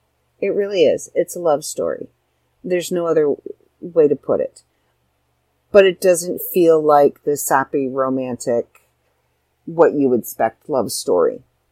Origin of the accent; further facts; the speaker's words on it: Ireland; Anybody who knows me knows I'm Irish. And I am all about anything Irish.